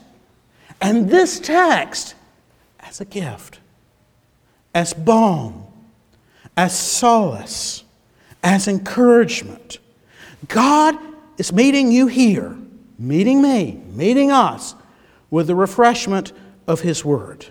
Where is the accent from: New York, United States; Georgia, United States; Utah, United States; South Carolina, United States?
Georgia, United States; I'm from Georgia